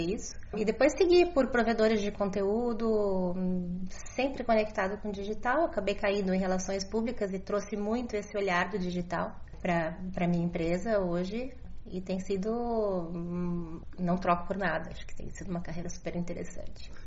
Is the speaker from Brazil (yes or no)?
yes; Brazil; enquanto brasileiros